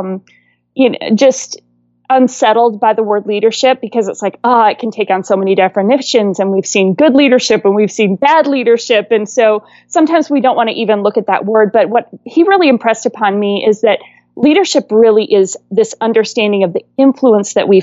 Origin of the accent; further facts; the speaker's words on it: Wisconsin, United States; moved away; also born or lived in California; I was born and raised in Wisconsin and swore I'd never move back